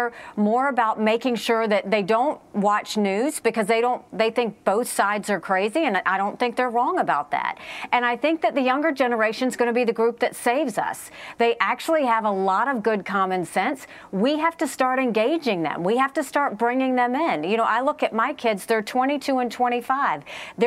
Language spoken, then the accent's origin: English; South Carolina, United States; I grew up, we were the only Indian family in a small, rural, southern town in South Carolina.